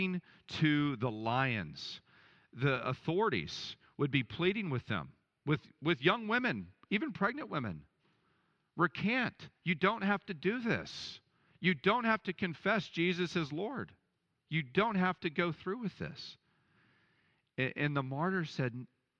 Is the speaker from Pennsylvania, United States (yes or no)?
no; Dallas, Texas, United States; I grew up in Dallas where it was just so materialistic